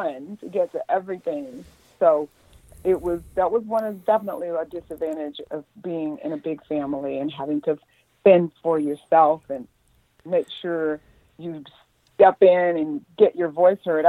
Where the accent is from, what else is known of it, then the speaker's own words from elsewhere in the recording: the South, United States; me growing up in the South